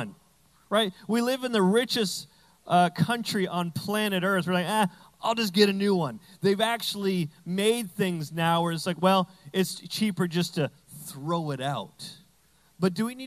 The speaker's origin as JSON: {"language": "English", "region": "New Brunswick", "country": "Canada", "said": "I'm from Canada, but we have all American stuff, so I'm like, I'm from Texas now."}